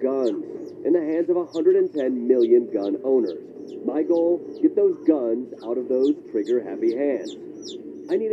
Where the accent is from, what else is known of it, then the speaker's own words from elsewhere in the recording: Kalamazoo, Michigan, United States; my hometown of Kalamazoo, Michigan